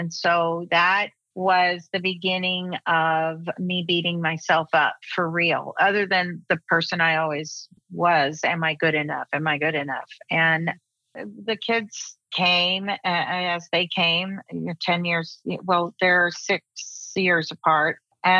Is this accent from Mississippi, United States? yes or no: no; El Paso, Texas, United States; moved away; also born or lived in Houston / Austin; I moved out here from Houston, Austin. I was born in El Paso.